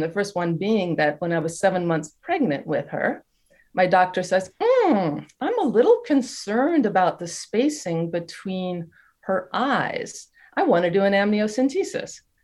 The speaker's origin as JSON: {"language": "English", "country": "United States", "moved": "as an adult", "lives_now": "France", "said": "I'm American. My husband's French, mm-hmm. but I've been living in France for 31 years now."}